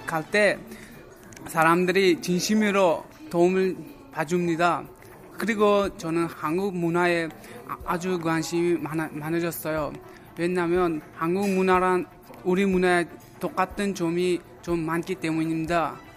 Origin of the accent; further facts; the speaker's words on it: Uzbekistan; Korean is a second language; now in South Korea; 저는 우즈베키스탄에서 온